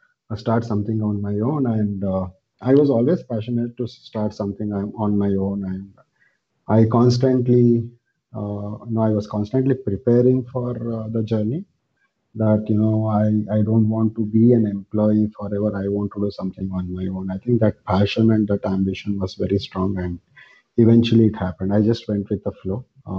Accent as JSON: {"language": "English", "town": "Mysore", "region": "Karnataka", "country": "India", "moved": "yes", "lives_now": "Bangalore, India", "said": "I am from Mysore, India, a small town in India. And right now I am based out of Bangalore"}